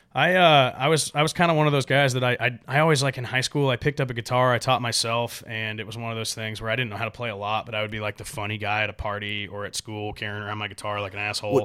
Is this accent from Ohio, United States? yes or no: no; Gaston, Oregon, United States; moved away as an adult; now in Nashville, United States; I'm from the Pacific Northwest, Oregon, uh, Gaston, Oregon to be exact. is where my family lives